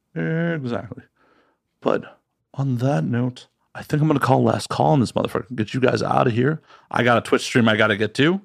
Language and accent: English; Chicago, Illinois, United States; moved away; I grew up in Chicago, and I have fri, a lot of friends back in the Midwest